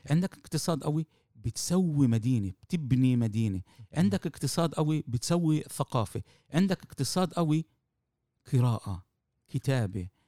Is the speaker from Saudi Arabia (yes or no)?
no; Palestine; بالظبط بالوضع اللي احنا موجودين فيه كفلسطينية أمام الحركة الصهيونية